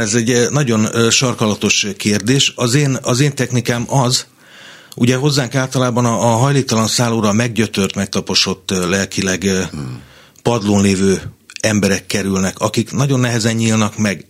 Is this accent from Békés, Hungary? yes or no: yes; Kondoros, Békés, Hungary; moved away as an adult; now in Budapest, Hungary; Én, én egy Békés megyei kisvárosból származom, Kondorosról